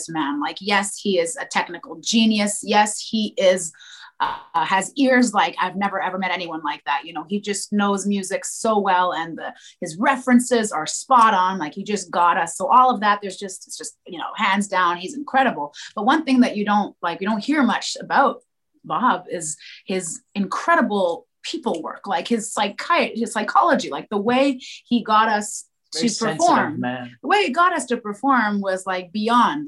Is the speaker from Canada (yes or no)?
yes; Montreal, Quebec, Canada; my hometown, which is Montreal. I was born here